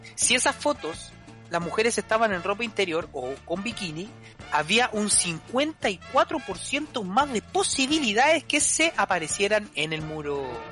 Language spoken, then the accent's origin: Spanish; Valparaíso, Chile; mi ciudad natal